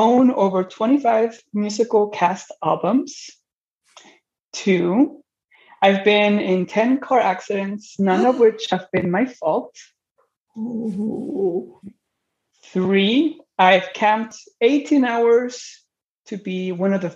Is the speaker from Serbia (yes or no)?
no; San Diego, California, United States; moved away as an adult; also born or lived in Tijuana, Mexico; now in Ohio, United States; I am originally from Mexico, but I grew up mostly in San Diego, lived my childhood in Tijuana, just over the border, and I've now transitioned to Ohio